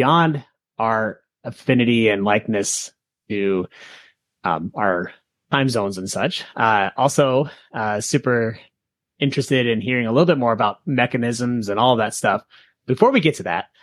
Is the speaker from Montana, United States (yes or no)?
yes; Montana, United States; I'm from Montana.